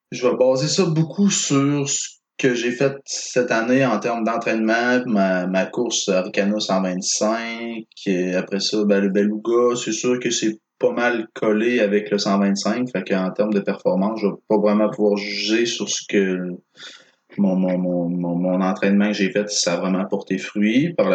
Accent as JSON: {"language": "French", "region": "Quebec", "country": "Canada", "tie": "born or raised there", "said": "Non, tu ah, diras pas que je suis natif du Saguenay, je suis natif du lac Saint-Jean."}